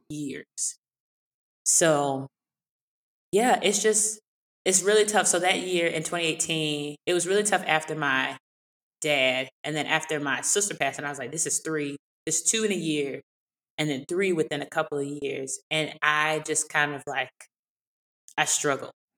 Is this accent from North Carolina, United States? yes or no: yes; Eastern North Carolina, United States; I grew up in North Carolina, in Eastern North Carolina country